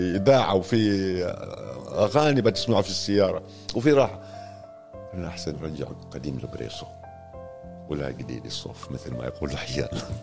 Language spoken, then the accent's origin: Arabic; Oman; also born or lived in Tanzania; ونحن شباب عمانيين